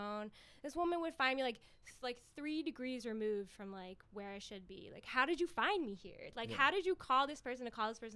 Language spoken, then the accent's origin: English; Lansdale, Pennsylvania, United States; I was born in Lansdale, Pennsylvania